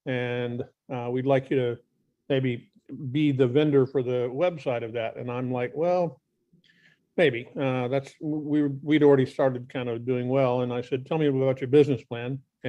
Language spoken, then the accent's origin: English; Kentucky, United States; also born or lived in Virginia / New York / California / Texas; So I grew up in Kentucky. I've kind of lived all over the place.